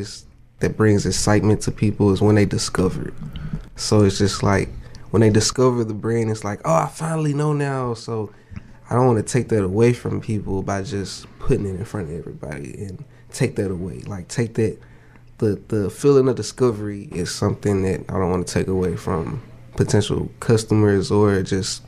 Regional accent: Jackson, Mississippi, United States; also born or lived in Colorado / Germany; raised, military brat. So I was born in Colorado, and then we moved to Germany, and then I've been in Jackson since my whole school life

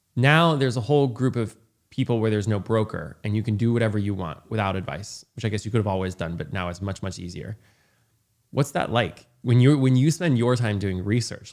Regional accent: rural Indiana, United States; I grew up in rural Indiana where no one had any money.

